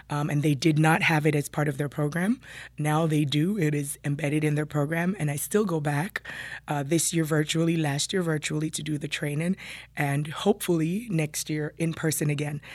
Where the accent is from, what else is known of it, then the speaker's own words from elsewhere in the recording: Jamaica; moved away as an adult; also born or lived in New York City; now in Burlington County, United States; I was born and raised in Jamaica